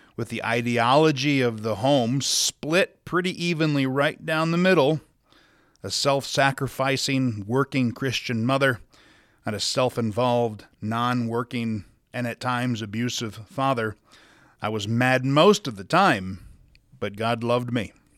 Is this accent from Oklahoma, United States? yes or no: no; Sioux Falls, South Dakota, United States; now in Salt Lake City, United States; I was born and raised in Sioux Falls, South Dakota